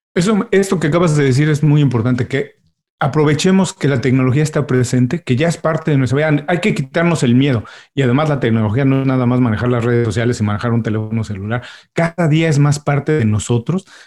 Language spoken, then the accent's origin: Spanish; Mexico; now in Miami, United States; soy mexicano, tengo ya unos años viviendo en Miami, pero cuando vivíamos todos en México